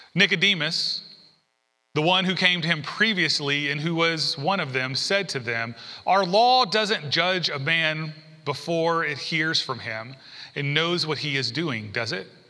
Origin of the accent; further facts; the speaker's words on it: the South, United States; also born or lived in San Diego; now in Alabama, United States; I grew up in the South